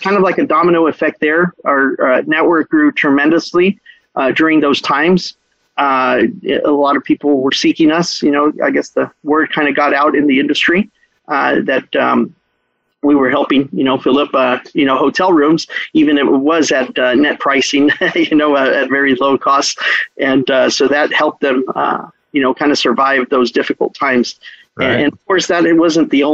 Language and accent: English; Brownsville, Texas, United States; moved away; also born or lived in Cancun, Mexico; I'm the only one that was born here in Brownsville. Grew up in Brownsville, Texas, which is on the tip of Texas there